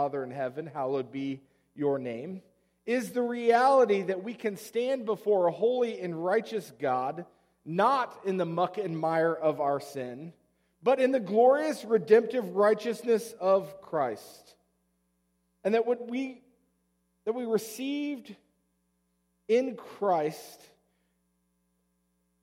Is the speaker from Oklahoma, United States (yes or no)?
yes; Oklahoma, United States; moved away; Growing up in Oklahoma, we said them before every sporting event.